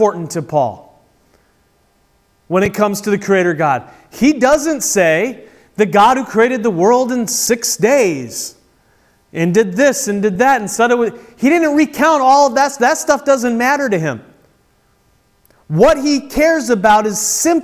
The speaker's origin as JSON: {"language": "English", "country": "United States", "said": "as American Christians"}